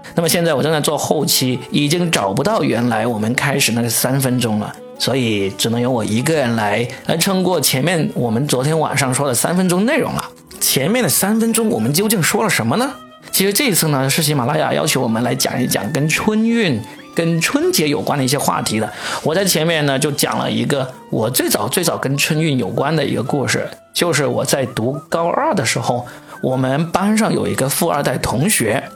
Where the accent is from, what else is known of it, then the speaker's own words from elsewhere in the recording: Guangdong, China; 作为广东人来说，我们吃东西的适应性还挺强的